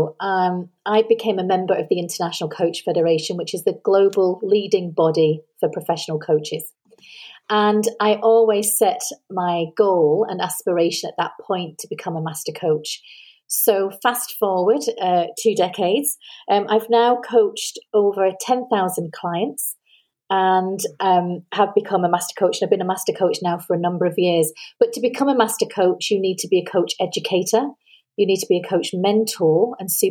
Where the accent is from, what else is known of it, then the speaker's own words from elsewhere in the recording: Manchester, North West England, United Kingdom; now in Edinburgh, United Kingdom; So I am British. I was born in Manchester, which is northwest of England. But I now live in Edinburgh in Scotland.